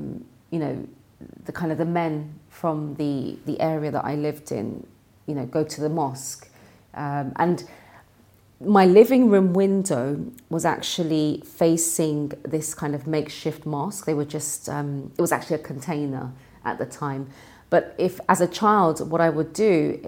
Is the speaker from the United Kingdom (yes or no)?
yes; London, United Kingdom; I was born and raised in London